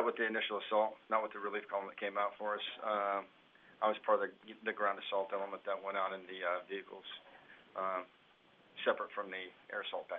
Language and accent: English; Cheyenne, Wyoming, United States; I grew up in Cheyenne, Wyoming. Came in the Army in 92, shortly after high school